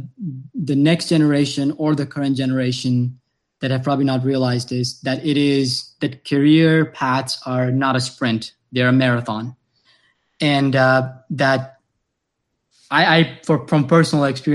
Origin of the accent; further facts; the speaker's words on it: Tanzania; now in United States; I came to US personally from Tanzania, a very small town. That's where my family lives today.